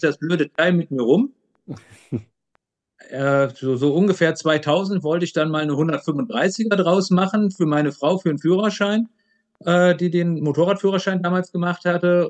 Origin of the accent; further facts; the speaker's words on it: Aachen, North Rhine-Westphalia, Germany; moved away as an adult; also born or lived in Leipzig; Ich komme ja, wie gesagt, aus dem Grenzland Aachen, Holland, Belgien